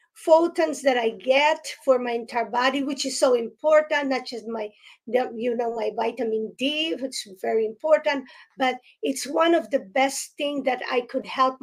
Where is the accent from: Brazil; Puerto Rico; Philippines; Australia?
Philippines; now in New Jersey, United States; I grew up in the Philippines. And so when I came here